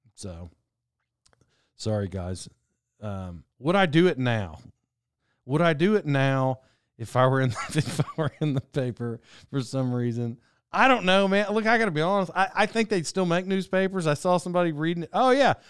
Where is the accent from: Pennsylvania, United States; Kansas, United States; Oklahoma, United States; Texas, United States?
Oklahoma, United States; I grew up in Oklahoma.